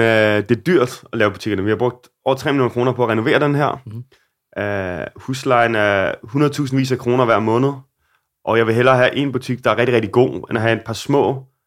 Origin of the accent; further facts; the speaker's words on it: Denmark; now in Copenhagen, Denmark; der hvor jeg voksede op i Solo